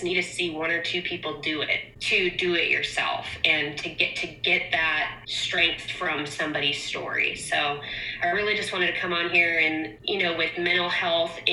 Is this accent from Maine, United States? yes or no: yes; Portland, Maine, United States; moved away; I'm from Portland, Maine.